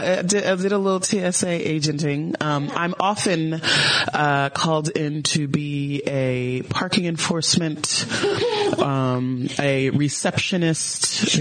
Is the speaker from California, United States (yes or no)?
no; North Carolina, United States; moved away as an adult; North Cackalack.